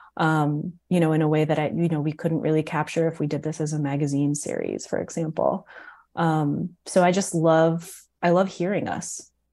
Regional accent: New York, United States; growing up in New York

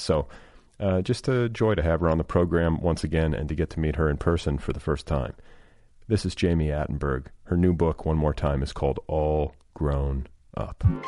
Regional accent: Indianapolis, Indiana, United States; where I grew up in Indianapolis

